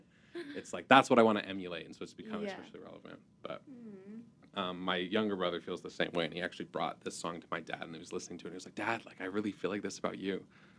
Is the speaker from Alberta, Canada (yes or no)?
yes; Alberta, Canada; I'm from Alberta, and it's like a very farmer oil.